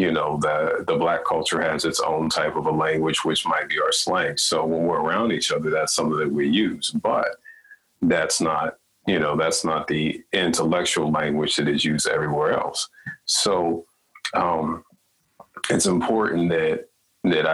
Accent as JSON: {"language": "English", "country": "United States", "tie": "born or raised there", "moved": "yes", "lives_now": "Canada", "said": "growing up in the States and then coming here"}